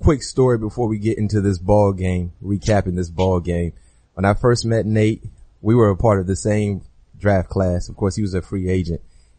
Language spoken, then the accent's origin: English; South Florida, United States; moved away as an adult; I'm a South Florida kid